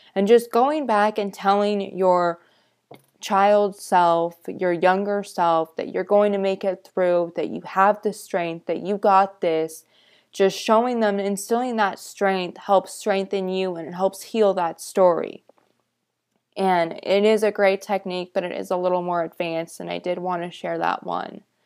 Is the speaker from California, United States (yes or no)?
yes; California, United States; I lived growing up in California